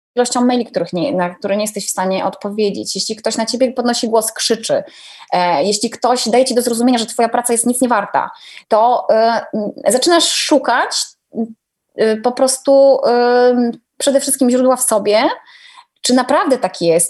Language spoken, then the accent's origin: Polish; Gdynia, Pomeranian Voivodeship, Poland; also born or lived in Częstochowa / Słupsk; now in Warsaw, Poland; Obecnie mieszkam w Warszawie, ale wiesz, jestem gdynianką